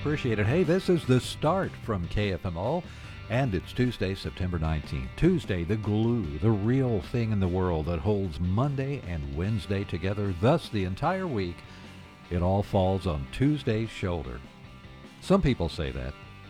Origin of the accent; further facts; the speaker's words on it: Farmington, Missouri, United States; I'm from Farmington, so I've walked those city streets many, many times ever since I was a little boy.